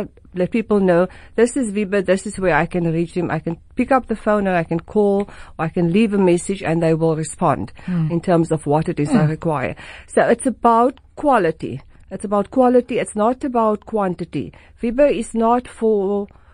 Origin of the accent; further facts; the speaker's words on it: Port Elizabeth, Eastern Cape, South Africa; now in Cape Town, South Africa; I'm from Port Elizabeth